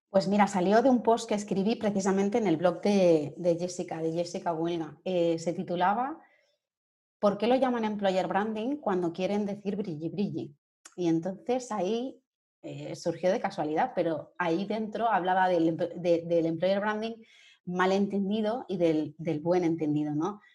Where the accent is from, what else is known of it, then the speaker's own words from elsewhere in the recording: Sabadell, Catalonia, Spain; moved away as an adult; now in Madrid, Spain; soy de Sabadell, de, Barcelona, y bueno, pues me vine a Madrid por amor